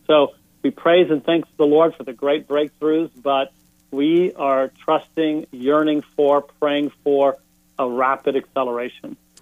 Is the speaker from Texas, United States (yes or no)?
yes; Houston, Texas, United States; moved away as an adult; also born or lived in Northeast United States; growing up in Houston, Texas